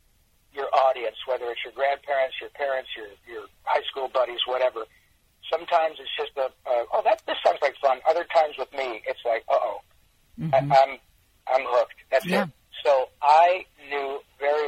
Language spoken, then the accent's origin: English; Michigan, United States; I grew up in Michigan